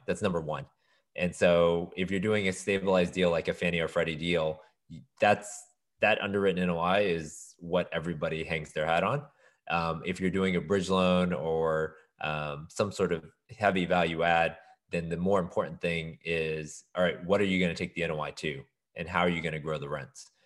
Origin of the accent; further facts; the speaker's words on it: Houston, Texas, United States; also born or lived in Austin; I was born and raised in Houston.